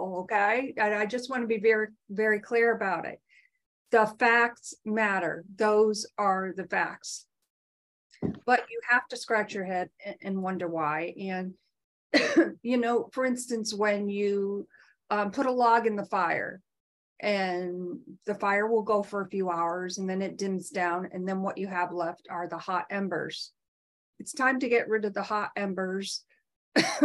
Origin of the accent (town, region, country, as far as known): United States